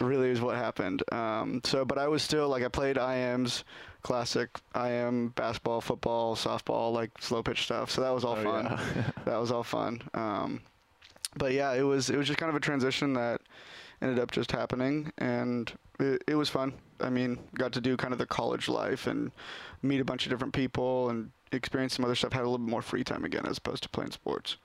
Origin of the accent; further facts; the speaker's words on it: Sherwood, Oregon, United States; I grew up in Sherwood, and yep, from the area. Never moved anywhere else until college, really.